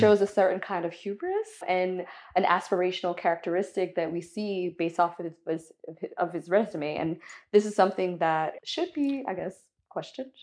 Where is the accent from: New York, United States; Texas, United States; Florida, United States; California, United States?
Florida, United States; Miami; growing up in Miami